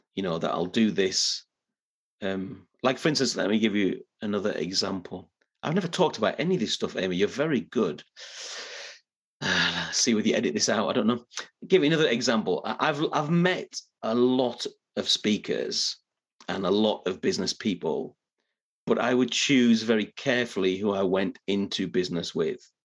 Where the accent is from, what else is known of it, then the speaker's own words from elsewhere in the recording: Middlesbrough, North East England, United Kingdom; now in Yorkshire, United Kingdom; I'm not originally from Yorkshire. I'm originally from a little bit further north and northeast, a place named Middlesbrough in the northeast of England